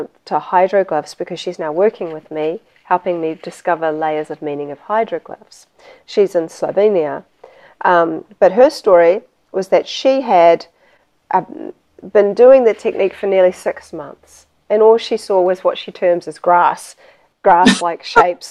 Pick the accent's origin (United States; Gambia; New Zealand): New Zealand; moved away; I'm originally from New Zealand